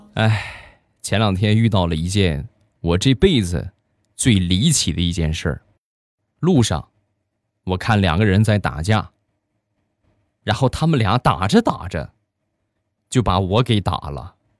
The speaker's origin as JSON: {"language": "Chinese", "region": "Shandong", "country": "China", "said": "我呢山东人"}